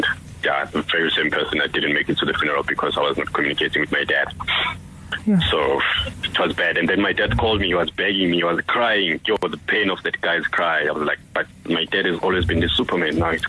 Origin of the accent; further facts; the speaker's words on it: Durban, KwaZulu-Natal, South Africa; now in Johannesburg, South Africa; because I moved province, like initially I'm from Durban, but now I'm in Joburg.